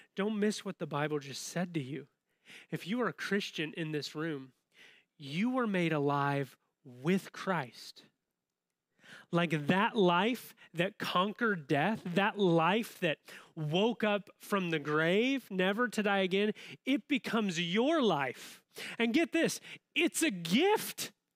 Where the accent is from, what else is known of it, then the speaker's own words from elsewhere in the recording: Southern Illinois, United States; now in Champaign-Urbana, United States; I grew up in Southern Illinois